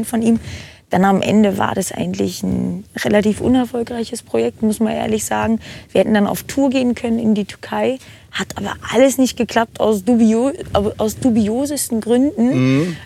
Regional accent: Brandenburg, Germany; moved away as an adult; now in Nuremberg, Germany; ich komme ursprünglich aus dem Norden, Grenze Berlin, Brandenburg, aber mhm. ich bin also Ur-Brandenburger

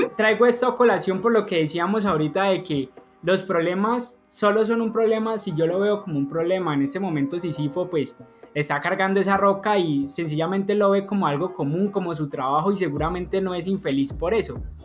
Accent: Colombia; somos colombianos

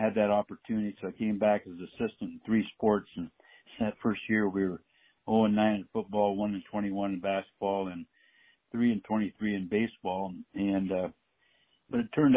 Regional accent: Medford, Oregon, United States; I grew up in Medford, Oregon

